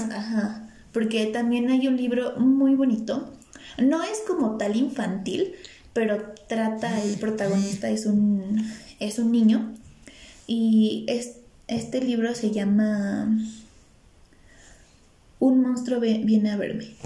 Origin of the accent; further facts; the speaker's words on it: Mexico; si yo mexicano, siendo mexicano no lo hago.